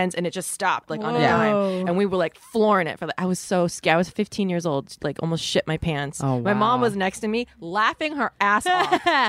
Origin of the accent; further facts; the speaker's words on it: Florida, United States; I'm from Florida.